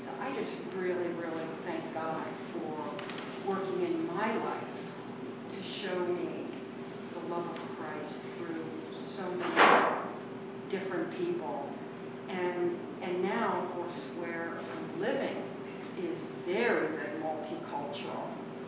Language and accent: English; Harford County, Maryland, United States; moved away as an adult; also born or lived in Silver Spring, Maryland; now in Prince George's County, United States; I grew up in Harford County and in the 60s, and it was a little more divided.